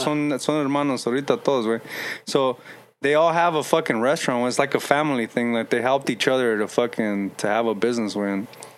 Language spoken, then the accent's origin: English; Lynwood, California, United States; also born or lived in Torrance, California / Bell Gardens, California; I remember growing up in Linwood